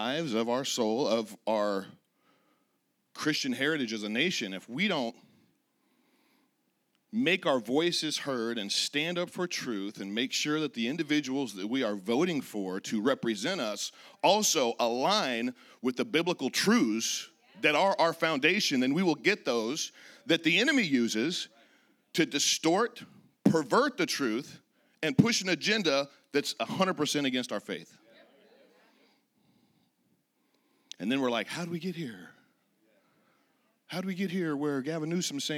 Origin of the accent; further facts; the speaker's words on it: Redding, California, United States; also born or lived in Laguna Beach, California; I was born and raised in Northern California, a little town called Redding